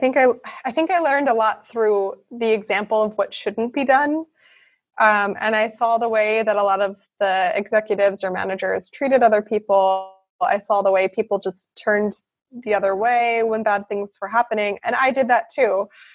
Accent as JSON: {"language": "English", "region": "the North", "country": "United States", "tie": "born or raised there", "said": "In America, there's a large divide between the North and the South. I grew up in the North, and I wasn't really aware of how deep that divide was."}